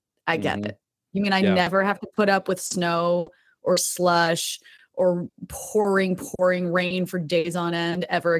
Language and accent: English; Tewksbury Township, New Jersey, United States; But, you know, where I grew up, like, I can't believe you even said it right. It's Tewksbury Township. Like, we weren't even a town.